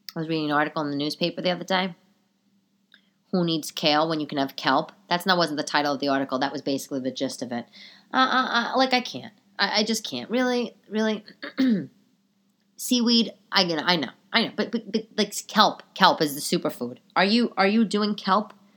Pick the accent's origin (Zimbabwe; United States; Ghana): United States; New York City, New York; being a New Yorker